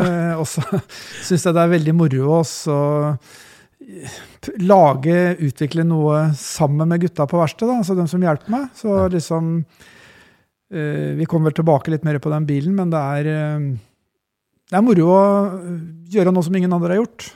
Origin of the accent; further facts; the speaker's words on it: Askim, Østfold, Norway; Jeg vokste opp på bygda i Askim